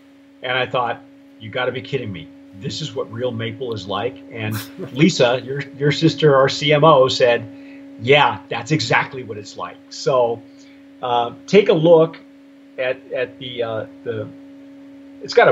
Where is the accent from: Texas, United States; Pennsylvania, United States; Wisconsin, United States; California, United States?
California, United States; Southern; I'm a city kid. I was born in Southern California